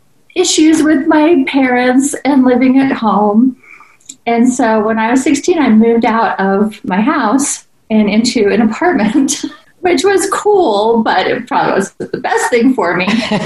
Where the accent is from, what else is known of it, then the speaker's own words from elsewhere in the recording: Fort Pierce, Florida, United States; born there; also born or lived in Gainesville, Florida / Texas / North Carolina; I was born in Fort Pierce, Florida.